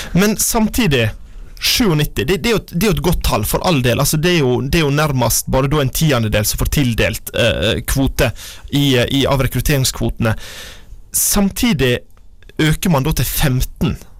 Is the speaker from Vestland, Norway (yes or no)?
yes; Vågsøy, Sogn og Fjordane, Vestland, Norway; Kommunen der jeg er fra, Vågsøy kommune i Sogn og Fjordane